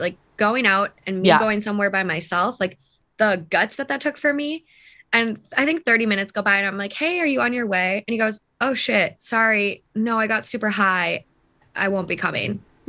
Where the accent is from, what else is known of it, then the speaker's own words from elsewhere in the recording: Midwest, United States; now in Los Angeles, United States; I'm from the Midwest. I'm just like a normal person, normal girl.